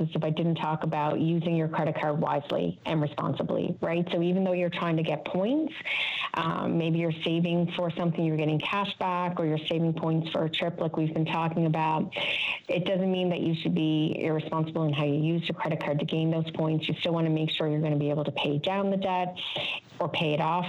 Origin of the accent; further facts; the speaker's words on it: Newfoundland and Labrador, Canada; we're all familiar from Newfoundland